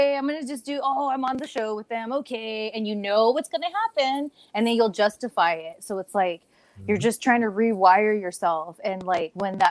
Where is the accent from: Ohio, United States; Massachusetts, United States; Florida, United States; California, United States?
California, United States; Ontario; I grew up on Ontario